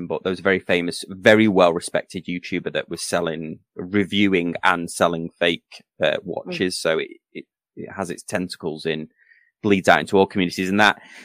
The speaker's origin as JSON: {"language": "English", "town": "Manchester", "region": "North West England", "country": "United Kingdom", "tie": "born or raised there", "moved": "yes", "said": "I'm from Manchester originally"}